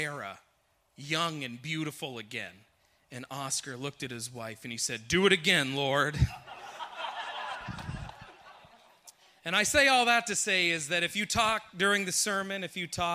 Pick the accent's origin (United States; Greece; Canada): Canada; moved away; I am originally from Canada